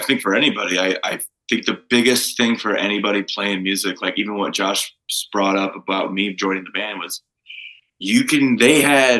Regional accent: Toledo, Ohio, United States; moved away as an adult; now in Arizona, United States; I grew up in Toledo, just south of Detroit.

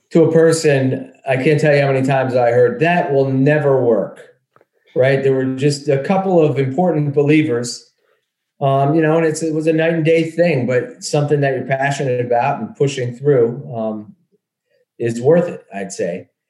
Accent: Dallas, Pennsylvania, United States; Dallas, Pennsylvania.

